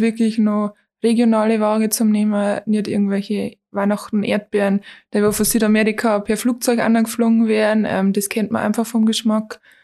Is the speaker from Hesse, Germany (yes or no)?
no; Toins, Bavaria, Germany; ich bin 23 Jahre alt, komme aus Toins